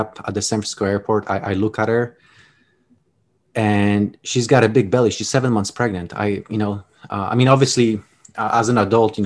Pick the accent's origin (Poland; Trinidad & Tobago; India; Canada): Poland; English is a second language; now in United States; as you can notice from my accent. I wasn't born in the United States. I was actually born in Poland, time of communism, towards the tail end